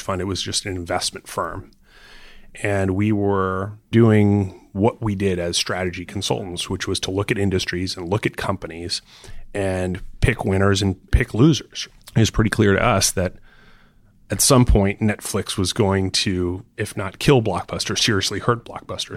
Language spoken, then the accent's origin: English; Florida, United States; I grew up in Florida